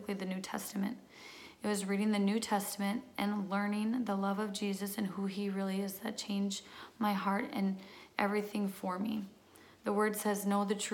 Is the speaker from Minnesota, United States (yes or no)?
yes; Minnesota, United States; I am from Minnesota